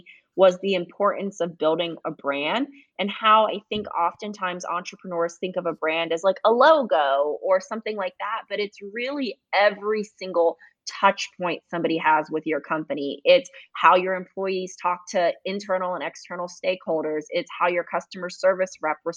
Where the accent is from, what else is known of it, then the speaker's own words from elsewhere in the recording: Fayetteville, North Carolina, United States; I grew up in Fayetteville or Fort Bragg, North Carolina